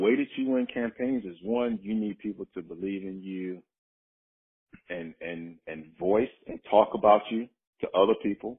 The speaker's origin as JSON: {"language": "English", "town": "Chicago", "region": "Illinois", "country": "United States", "tie": "born or raised there", "moved": "as an adult", "said": "I was born and raised in Chicago, South Side, inner city."}